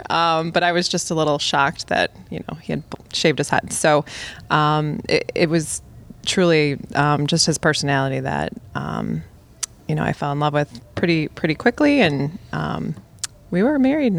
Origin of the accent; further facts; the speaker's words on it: Buffalo, New York, United States; also born or lived in Rhode Island / Kenmore, Tonawanda; I was actually born in Rhode Island and at age 5 moved to Buffalo. My dad was an administrator at Buffalo State College and moved us to Orchard Park and quickly realized that was Snowbelt area and moved the whole family after 1 year into Kenmore, Tonawanda.